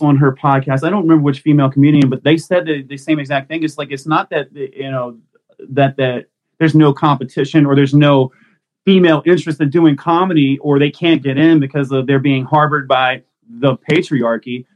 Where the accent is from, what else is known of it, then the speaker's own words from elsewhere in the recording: Mississippi, United States; also born or lived in Texas; now in Maryland, United States; I grew up in Mississippi